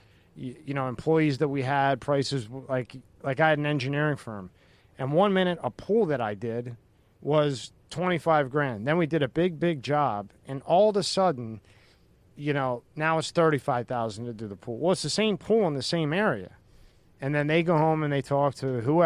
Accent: Philadelphia, Pennsylvania, United States; I grew up in Philly, so like my parents were from Italy

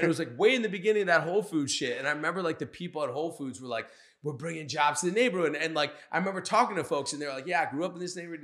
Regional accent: Cabin John, Maryland, United States; I grew up, so I grew up in Cabin John

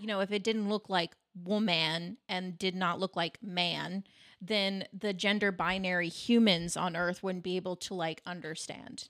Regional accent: United States; as an American

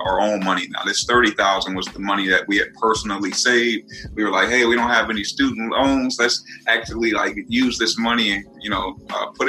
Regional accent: Northwest Indiana, United States; I'm from Northwest Indiana

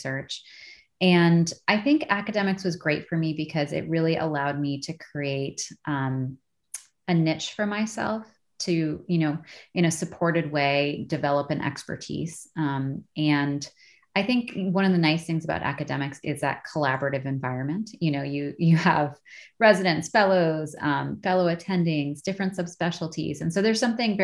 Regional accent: Minnesota, United States; moved away; I lived at home for a year because I'm from Minnesota.

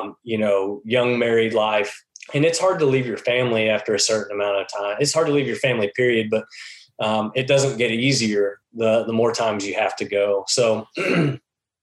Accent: Texas, United States; moved away as an adult; also born or lived in Dallas, Texas; now in Missouri, United States; I grew up in Texas

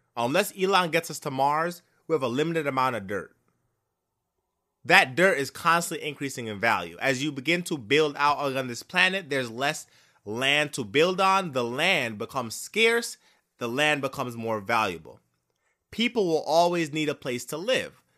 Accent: Jamaica; I am Jamaican

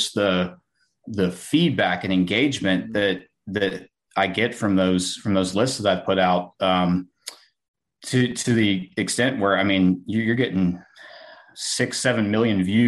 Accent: Georgia area, South Carolina, United States; I'm from South Carolina, Georgia area

